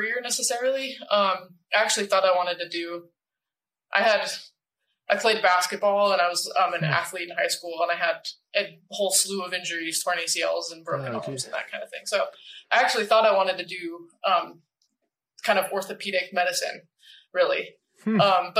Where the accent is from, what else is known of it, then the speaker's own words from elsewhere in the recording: suburb south of Denver, Colorado, United States; I'm sixth generation Colorado born